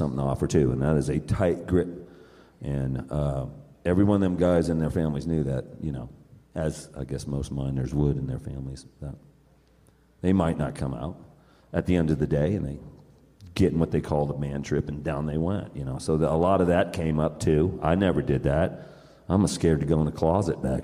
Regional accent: West Coast, United States; now in Durango, United States; I am from the West. I mean, the West Coast. I just happen to live in Colorado, really, in Durango.

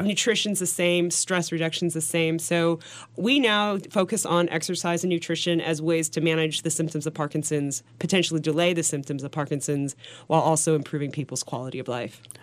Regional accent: Portland, Oregon, United States; moved away; also born or lived in New York City; I was from Portland, Oregon, so I was the pers-, one person in this office in New York City

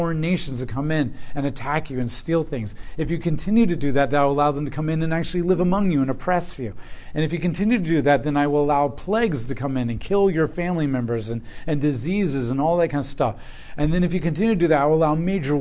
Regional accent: United States

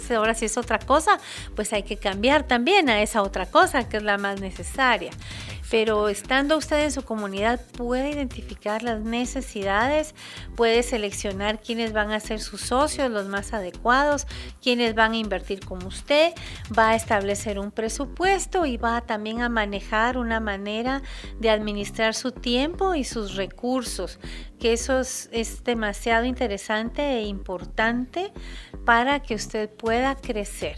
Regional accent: Guatemala; nuestro país, es ah, nuestro compromiso como guatemaltecos

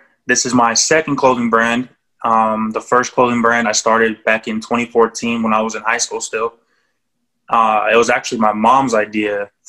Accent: Japan; born there; And then Dynasty coming from the fact that I was born in Japan.

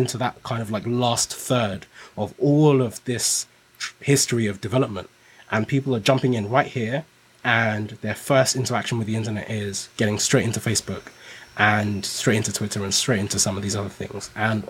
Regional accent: Nigeria; now in United Kingdom; so I came to the UK from Nigeria

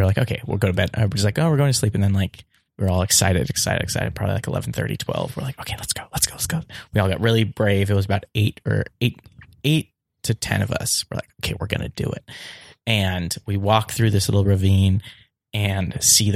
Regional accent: Pasadena, California, United States; I'm from here. I'm from Los Angeles, Pasadena raised

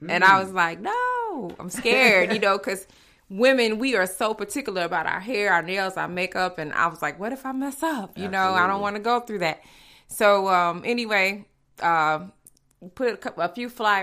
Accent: St. Louis, Missouri, United States; moved away as an adult; also born or lived in Chicago; I'm originally from St. Louis, born and raised.

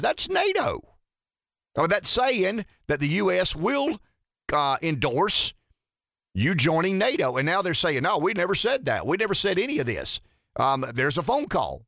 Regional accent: United States; I'm an American. I'm a proud American

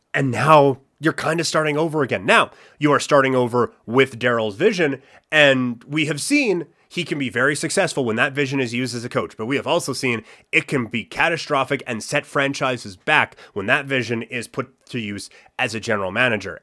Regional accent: Assiniboia, Saskatchewan, Canada; moved away; I grew up in Assiniboia, Saskatchewan

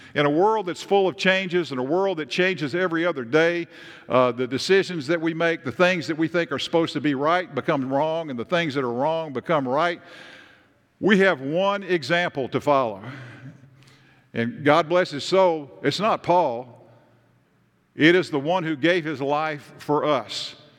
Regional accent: Tennessee, United States; I am from Tennessee.

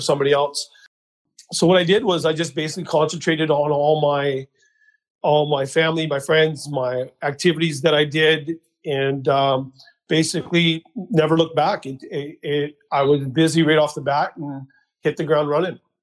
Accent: Mission, British Columbia, Canada; also born or lived in Abbotsford; I was born and raised in Mission, BC

